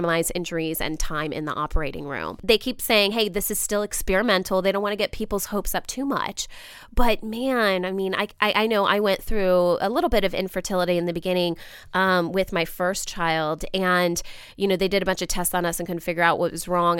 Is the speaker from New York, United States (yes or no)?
no; Ohio, United States; moved away; I am an Ohio native